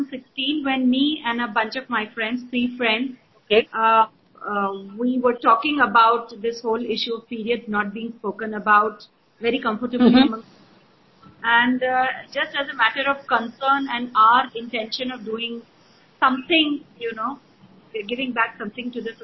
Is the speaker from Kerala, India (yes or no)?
no; Rajasthan, India; I started with a bunch of women in Rajasthan, where that's my hometown.